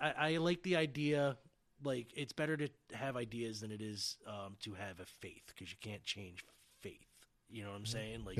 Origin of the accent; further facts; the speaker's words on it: Red Hook, New York, United States; And I grew up in Red Hook, and IBM owned that town.